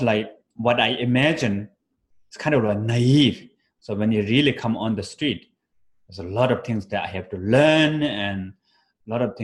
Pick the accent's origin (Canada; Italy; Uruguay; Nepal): Nepal; moved away; also born or lived in Bodh Gaya, India; I was born in Himalaya mountain in Nepal. So winter is quite cold